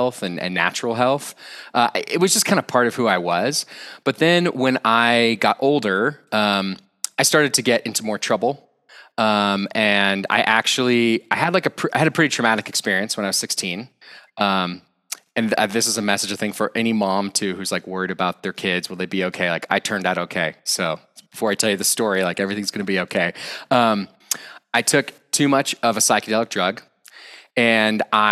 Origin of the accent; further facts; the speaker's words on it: Austin, Texas, United States; moved away as an adult; also born or lived in France / India; now in Boulder, United States; I was originally from Austin, Texas